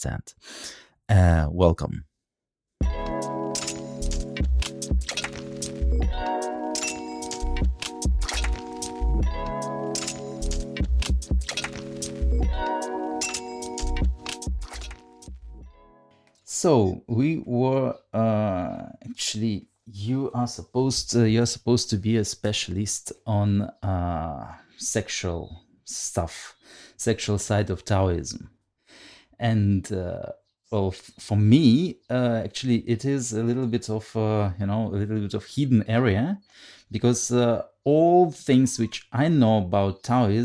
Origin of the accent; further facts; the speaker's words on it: Russia; English is a second language; I'm from Russia.